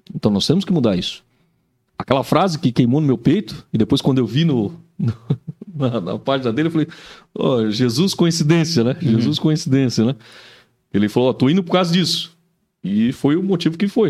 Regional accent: São Paulo, Brazil; now in Joinville, Brazil; Eu sou de São Paulo, apesar de já estar tá mais joinvilense hoje

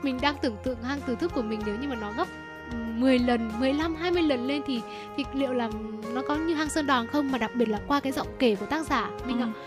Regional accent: hometown with Tu Thuc Cave, Thanh Hóa, Vietnam; quê hương của mình thì cũng có hang từ thức

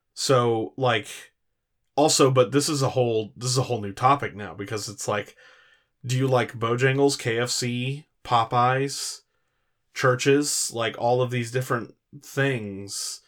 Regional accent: California, United States; growing up in California

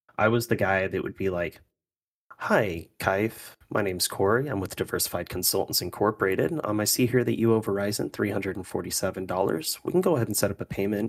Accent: United States; being an American

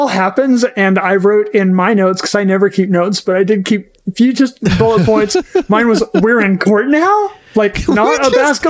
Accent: Oklahoma, United States; I grew up in Oklahoma.

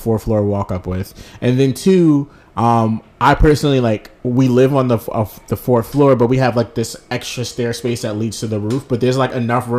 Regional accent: New York City, New York, United States; growing up in New York City, I was blessed to have like central air in my house

